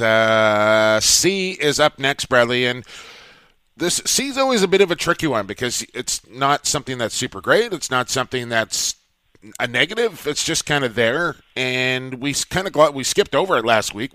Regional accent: Coquitlam, British Columbia, Canada; it is my hometown, and I'm a very proud Coquitlam native

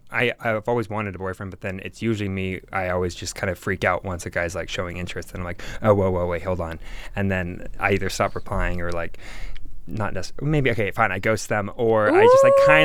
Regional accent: the South, United States; I'm from the South, Southern boy.

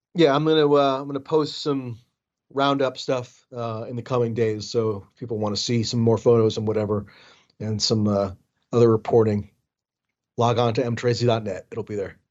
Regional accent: United States; I'm an American with, with an American passport

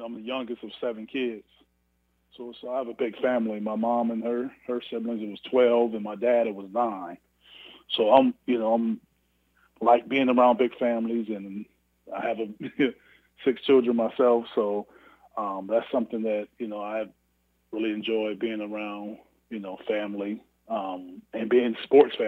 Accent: Canton, Ohio, United States; my hometown in Canton, Ohio

